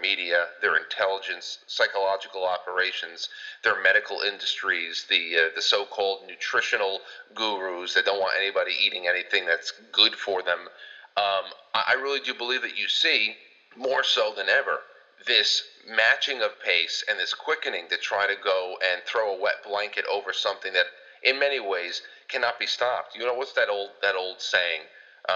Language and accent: English; New York, United States; a New Yorker